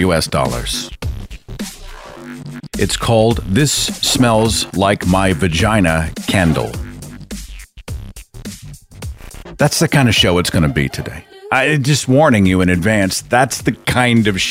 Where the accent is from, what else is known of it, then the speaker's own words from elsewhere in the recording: Tulsa, Oklahoma, United States; my hometown of Tulsa, Oklahoma